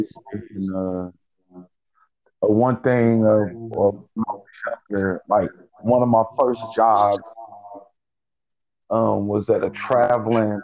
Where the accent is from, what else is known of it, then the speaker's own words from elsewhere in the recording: Kansas City, Missouri, United States; moved away; also born or lived in Clearfield, Utah / Minneapolis, Minnesota / Camden, New Jersey / Mount Holly, New Jersey; I'm originally from Kansas City, Missouri. I was born in 1981